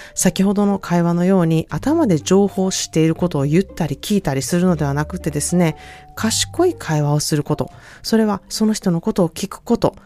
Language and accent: Japanese; Japan; now in California, United States; 日本から来ました